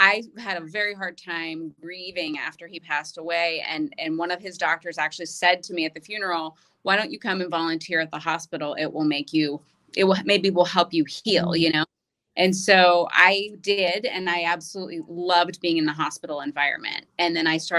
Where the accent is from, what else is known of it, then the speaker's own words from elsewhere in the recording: Pittsburgh, Pennsylvania, United States; I grew up in Pittsburgh, Pennsylvania, and I'm one of seven children